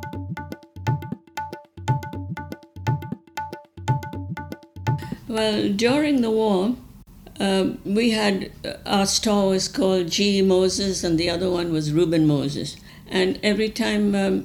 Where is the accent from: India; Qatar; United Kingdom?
India; Bangalore, Karnataka; now in Vancouver, Canada; I was born in India, in Bangalore.